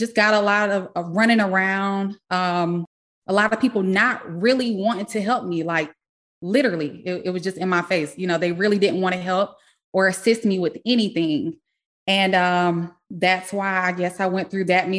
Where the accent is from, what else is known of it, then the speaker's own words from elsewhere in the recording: South Carolina, United States; moved away; I am originally from South Carolina